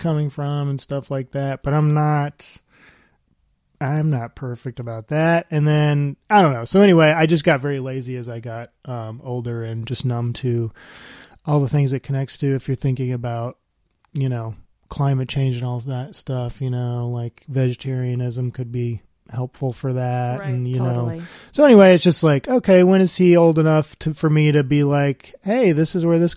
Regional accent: Alabama, United States; I grew up in Alabama.

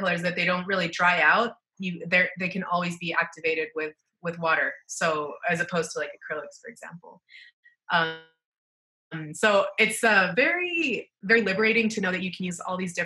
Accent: Cancún, Quintana Roo, Mexico; now in Mexico City, Mexico; I was raised in Cancun, which is probably one of the most famous parts of Mexico

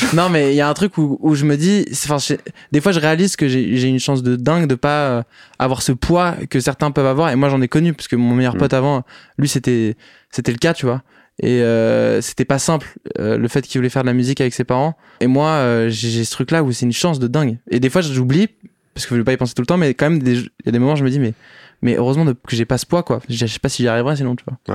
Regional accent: Paris, Île-de-France, France; Je suis né à Paris, pas très original, en 1997

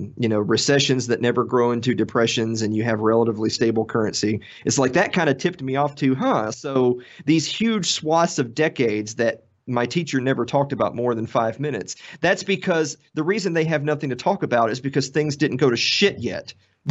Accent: the South, United States; I mean, I grew up in the South, and I've always been kind of a big Civil War buff.

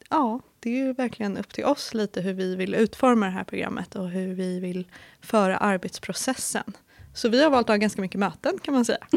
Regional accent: Stockholm, Stockholm County, Sweden; moved away as an adult; now in Linköping, Sweden; Jag kommer från Stockholm och flyttade 2018 till Linköping för att plugga till civilingenjör i energi, miljö och management.

